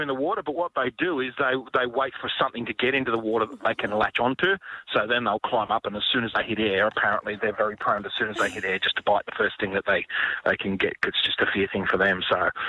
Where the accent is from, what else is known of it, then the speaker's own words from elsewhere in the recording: Central West New South Wales, Australia; I grew up out in Central West New South Wales in snake country